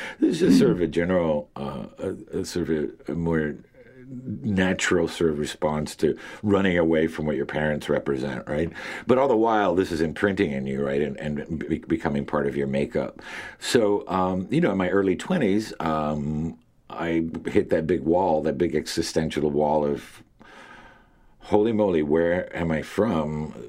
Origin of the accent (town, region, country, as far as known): Miami, Florida, United States; born or raised there; moved away as an adult; also born or lived in Cuba / Hartford, Connecticut